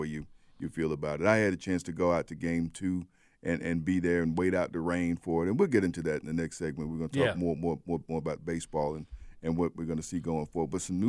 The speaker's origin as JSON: {"language": "English", "town": "Birmingham", "region": "Alabama", "country": "United States", "tie": "born or raised there", "said": "As someone who grew up not going to that game but having it around me, growing up in Birmingham"}